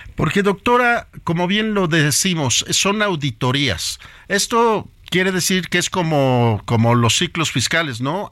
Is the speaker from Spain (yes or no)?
no; Mexico; nosotros como mexicanos y como personas que debemos de preocuparnos por nuestro país